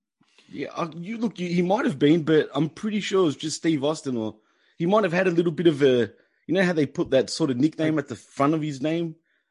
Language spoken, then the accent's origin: English; Melbourne, Victoria, Australia; That was in my neck of the woods in Melbourne, bro. In my hometown.